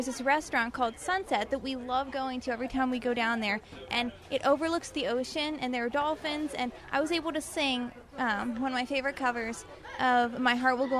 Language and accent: English; Canonsburg, Pennsylvania, United States; I'm from Cannonsburg, but I perform a lot locally in Pittsburgh.